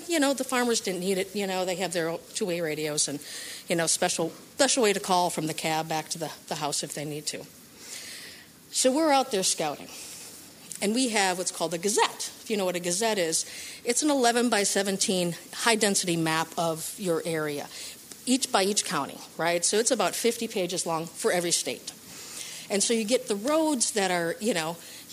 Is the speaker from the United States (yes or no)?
yes; Midwest, United States; I'm from the Midwest